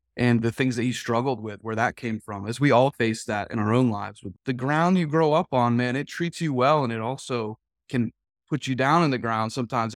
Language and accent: English; New England, United States; moved away as an adult; Originally, I spent all the way up through high school there